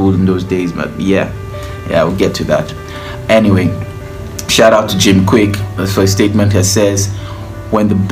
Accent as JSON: {"language": "English", "country": "Nigeria", "said": "I'm from Nigeria"}